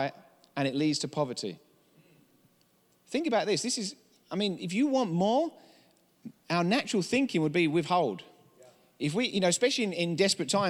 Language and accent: English; England, United Kingdom; accent: English; now in United States; I'm from England